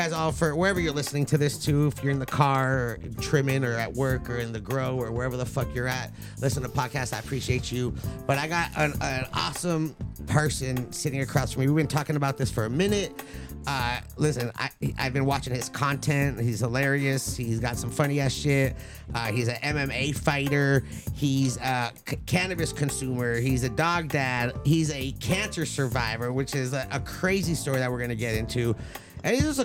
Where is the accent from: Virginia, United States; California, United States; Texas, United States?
California, United States; the Valley; I grew up in the valley